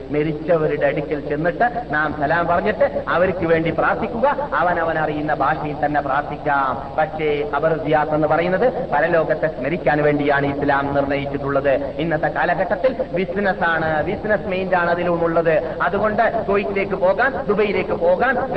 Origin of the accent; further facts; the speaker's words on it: Kasaragod, Kerala, India; moved away as an adult; now in Medina, Saudi Arabia; ഞാൻ പത്ത് ഇരുപത്തഞ്ച് കൊല്ലം ഇരുപത്തി ആറ് കൊല്ലം മുമ്പ് കാസർഗോഡ് വിട്ട സമയത്ത്